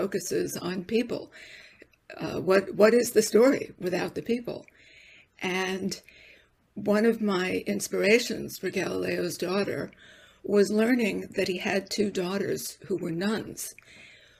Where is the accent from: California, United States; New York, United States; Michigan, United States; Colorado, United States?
New York, United States; New York City; I was raised Jewish in the Bronx